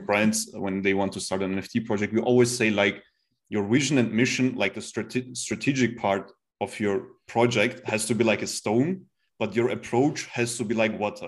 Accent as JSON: {"language": "English", "country": "Turkey", "moved": "yes", "lives_now": "Austria", "said": "I'm from Turkey. And like I know like my guys, my people, they're very emotional"}